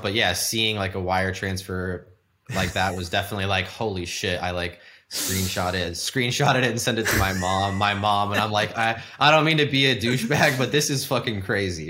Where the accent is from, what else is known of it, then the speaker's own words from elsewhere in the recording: The Woodlands, Texas, United States; also born or lived in San Francisco / Houston; growing up in Texas in Houston, I'm like, we moved from San Francisco to the Woodlands where I grew up